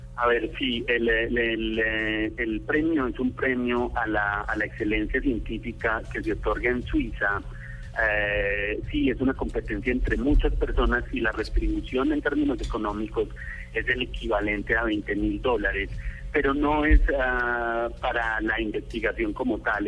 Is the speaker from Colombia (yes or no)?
yes; Colombia; moved away; also born or lived in Switzerland; yo como colombiano